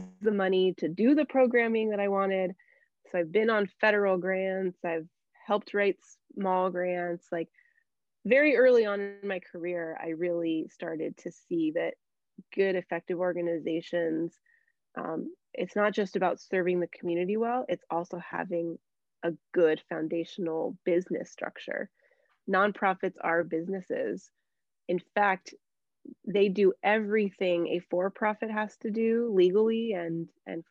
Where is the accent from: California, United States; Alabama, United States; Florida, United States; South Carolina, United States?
California, United States; Anaheim; I was born and raised there. So I grew up in Anaheim. So it's a real treat to serve my hometown